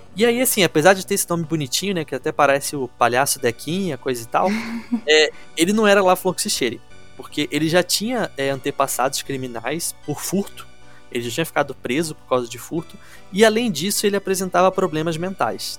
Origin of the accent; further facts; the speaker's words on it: Rio de Janeiro, Brazil; eu não sou de Niterói, eu sou da capital mesmo